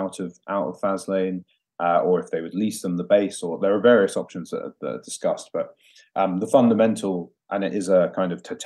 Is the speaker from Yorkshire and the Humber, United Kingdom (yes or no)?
no; London, United Kingdom; moved away as an adult; now in Scotland, United Kingdom; I grew up in London, but my family is Scottish